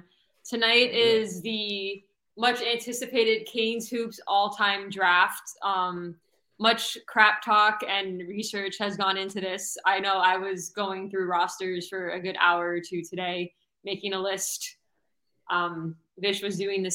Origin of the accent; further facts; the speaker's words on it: South Florida, United States; my two hometown teams of the Miami Heat and Florida Panthers